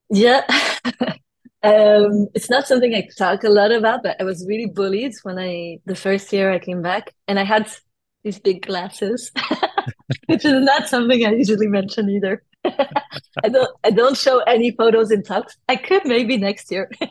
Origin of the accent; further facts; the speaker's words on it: France; accent: French; first language French; English is a second language; also born or lived in London / United States; now in United Kingdom; I grew up actually I was born in London and then I was in kindergarten in the US until I was 6 years old. And then my parents moved uh, back to France. They're both French. And uh, I grew up in France until I moved to the UK